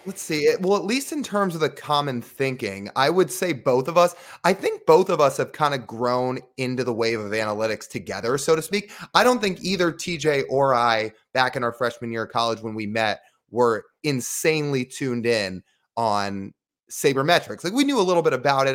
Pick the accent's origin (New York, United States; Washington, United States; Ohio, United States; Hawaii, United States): Washington, United States; Kirkland; also born or lived in Arizona; I grew up in Kirkland